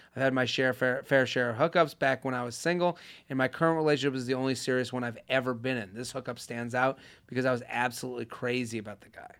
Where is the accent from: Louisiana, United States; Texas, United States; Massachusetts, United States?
Massachusetts, United States; Boston; I'm from Boston.